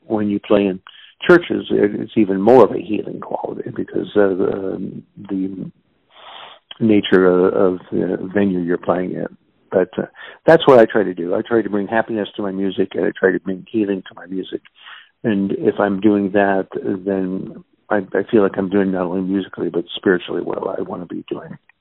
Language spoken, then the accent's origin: English; Kansas City, Missouri, United States; I was born and raised in Kansas City. I'm a, a native Kansas Cityan and uh, grew up basically in the Brookside neighborhood.